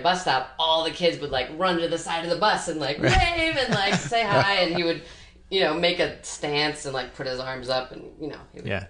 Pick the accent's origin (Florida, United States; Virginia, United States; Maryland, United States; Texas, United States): Maryland, United States; Baltimore County; moved away as an adult; also born or lived in Philadelphia; I grew up on a farm in Baltimore County, which is about a half an hour from the city.